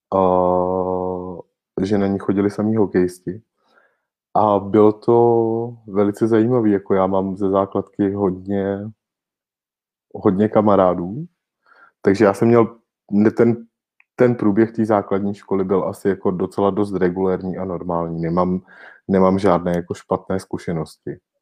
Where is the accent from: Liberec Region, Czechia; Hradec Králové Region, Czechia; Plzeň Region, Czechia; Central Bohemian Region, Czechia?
Plzeň Region, Czechia; Rokycany; moved away as an adult; now in Prague, Czech Republic; protože já v Rokycanech nežiji již od svých osmnácti let a osmnáct let vlastně bydlím v Praze kontinuálně